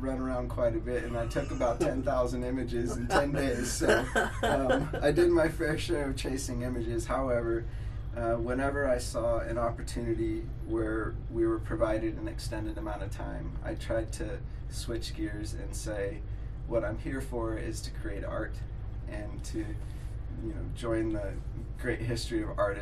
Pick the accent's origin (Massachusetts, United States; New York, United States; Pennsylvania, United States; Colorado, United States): Colorado, United States; Crested Butte; I'm an artist from Crested Butte, Colorado